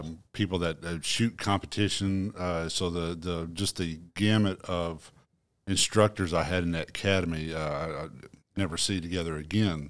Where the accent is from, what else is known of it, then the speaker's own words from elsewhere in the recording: Marmaduke, Arkansas, United States; I'm from Marmaduke, Arkansas.